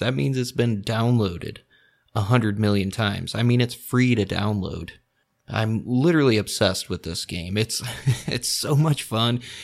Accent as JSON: {"language": "English", "region": "Indiana", "country": "United States", "said": "the home state, Indianapolis, Indiana"}